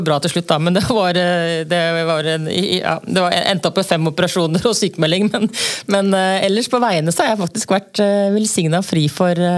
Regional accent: along the Østfold Line, Norway; jeg vokste opp på Østfoldbanen

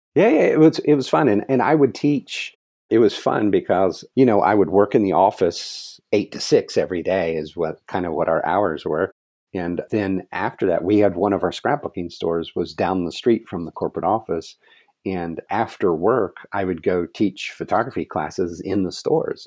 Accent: Ohio, United States; moved away as an adult; also born or lived in Virginia / California; now in Arizona, United States; I am born and raised in Ohio.

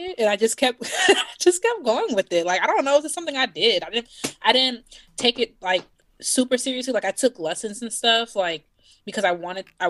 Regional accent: Evanston, Illinois, United States; I'm a violist from Evanston, Illinois, which is a suburb just north of Chicago

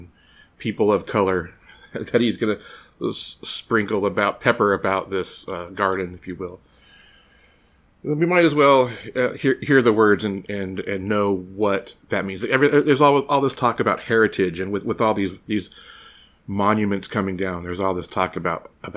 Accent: United States; As an American

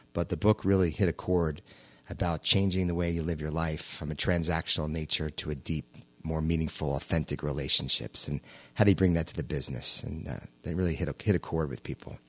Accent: New York, United States; I was born and raised in New York.

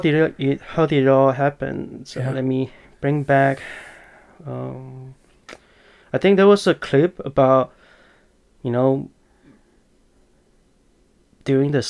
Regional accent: Malaysia; moved away as an adult; now in United States; I was born in Malaysia

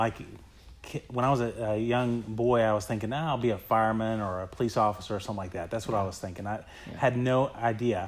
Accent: Virginia Beach, Virginia, United States; moved away; also born or lived in Valdosta, Georgia; we ended up moving to Virginia Beach, Virginia when I was about four, and lived there for about 11 years

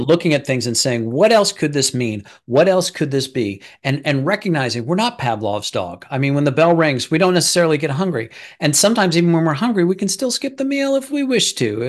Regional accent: Midwest, United States; I'm from the Midwest

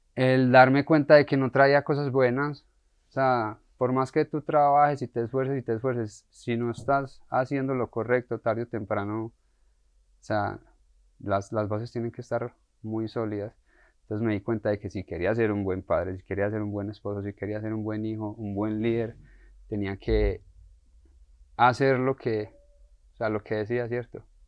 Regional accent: Colombia; a nosotros como colombianos nos crían tristemente

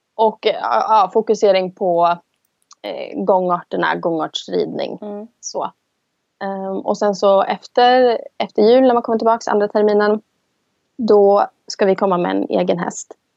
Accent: Sweden; moved away as an adult; now in Iceland; Jag som svensk

